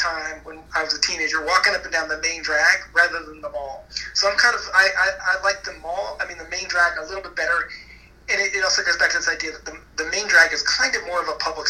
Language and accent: English; Chapel Hill, North Carolina, United States; I grew up in Chapel Hill, North Carolina